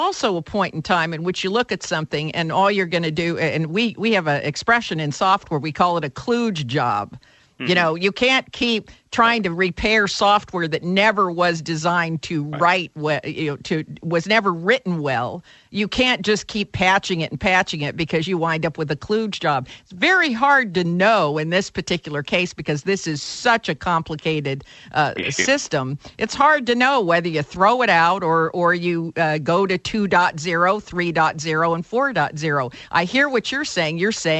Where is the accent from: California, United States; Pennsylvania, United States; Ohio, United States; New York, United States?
California, United States; Well, as you know, I'm from Silicon Valley